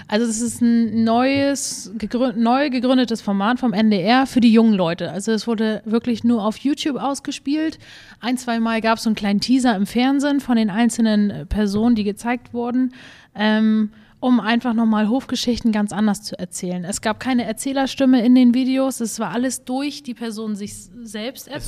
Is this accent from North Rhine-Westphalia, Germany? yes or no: no; Dagebüll, Schleswig-Holstein, Germany; moved away; groß geworden bin ich auf einem landwirtschaftlichen Betrieb mit Kühen und Schafen